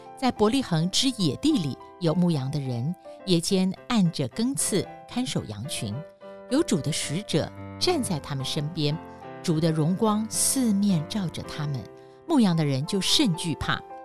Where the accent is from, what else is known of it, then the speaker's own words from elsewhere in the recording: Taiwan; 我们台湾人庆祝什么都是吃